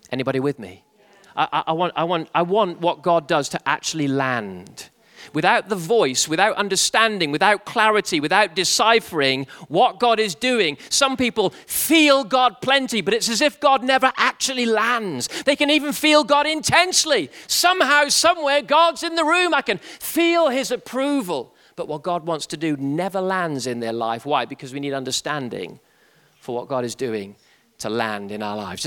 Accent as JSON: {"language": "English", "region": "England", "country": "United Kingdom", "said": "my English humor"}